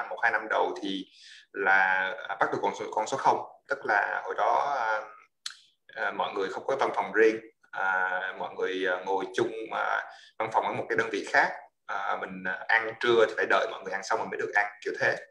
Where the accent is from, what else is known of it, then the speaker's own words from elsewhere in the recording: United States; also born or lived in Da Lat, Vietnam; mình là người gốc Đà Lạt uh, thì uh, có thể có một chút xíu uh, máu lãng mạn hay giờ trời mưa gì đó uh, và sau đó thì uh, đi gia đình qua qua Mỹ vào uh, à, ở năm khoảng 10 tuổi